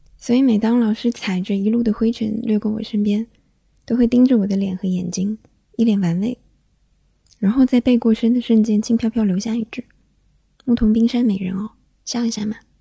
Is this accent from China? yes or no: yes; the South, southern China, China; now in Beijing, China; 小时候在南方